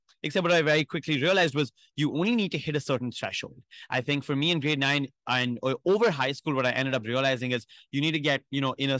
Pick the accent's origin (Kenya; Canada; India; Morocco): India; New Delhi, Delhi; I'm from New Delhi in India, far away from home.